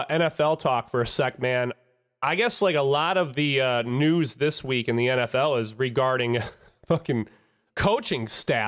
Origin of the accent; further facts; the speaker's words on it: Clarkston, Michigan, United States; Clarkston is where we're from. We're from Clarkston, Michigan. Ron and I both grew up in Clarkston.